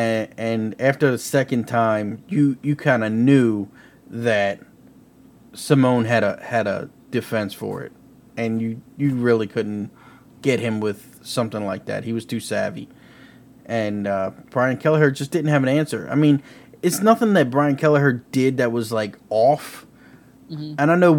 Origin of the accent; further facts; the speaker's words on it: Kansas City, United States; you know, I'm from Kansas City, and we got the loudest fans